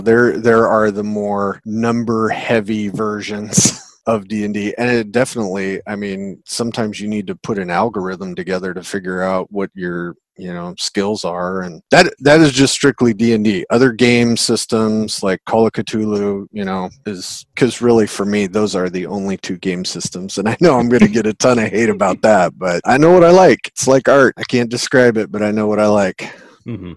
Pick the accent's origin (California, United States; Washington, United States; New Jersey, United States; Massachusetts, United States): Washington, United States; Seattle; I'm from Seattle, Pacific Northwest